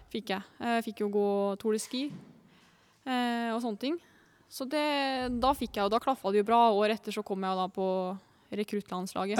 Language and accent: Norwegian; Lillehammer, Innlandet, Norway; born or raised there